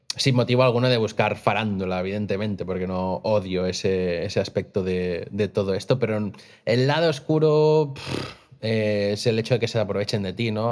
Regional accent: Costa Brava, Catalonia, Spain; moved away as an adult; now in Vic, Spain; yo no soy de Vic, yo soy de la Costa Brava y me vine a Vic a probar suerte con mi vida

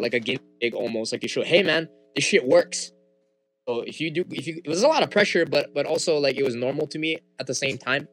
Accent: Wailua Nui, Hawaii, United States; first language Hawaiian; English is a second language; also born or lived in Haiku, Maui; I'm from Haiku, Maui, raised in Wailua Nui

